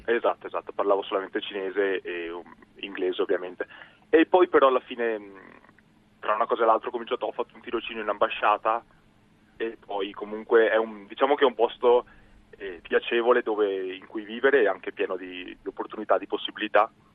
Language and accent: Italian; near Venice, between Padua and Venice, Veneto, Italy; accent: Venetian; moved away as an adult; now in South Korea; Io sono di, vicino a Venezia, di, di, un paesino che si chiama Milano, tra Padova e Venezia.